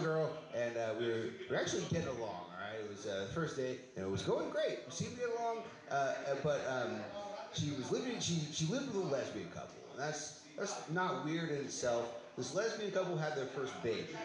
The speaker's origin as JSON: {"language": "English", "area": "San Francisco Bay Area", "region": "California", "country": "United States", "said": "I'm from here"}